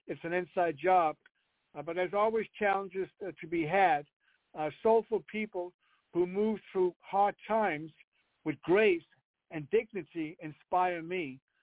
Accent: Copenhagen, Capital Region of Denmark, Denmark; English is a second language; moved away; I'm born and raised in Denmark, Copenhagen

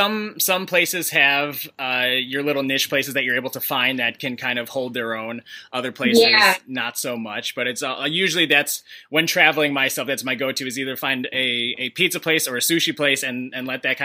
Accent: Chicago, Illinois, United States; I'm from Chicago, so like pizza is in our blood.

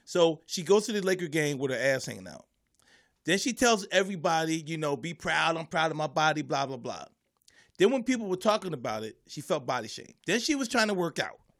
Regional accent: Philadelphia, Pennsylvania, United States; growing up in Philly

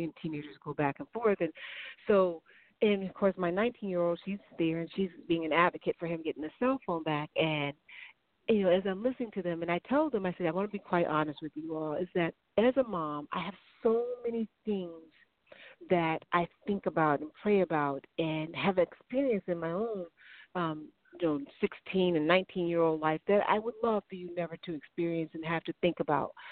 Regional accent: Chicago, Illinois, United States; I'm from Chicago

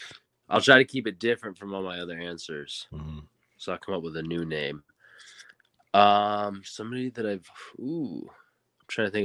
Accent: Weymouth, Massachusetts, United States; I was born in South Weymouth, Massachusetts. So technically my home team.

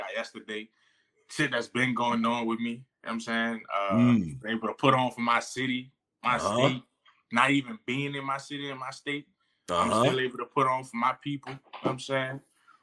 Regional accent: New Orleans, Louisiana, United States; I'm from the Night Ward, but I feel like I represent all of New Orleans.

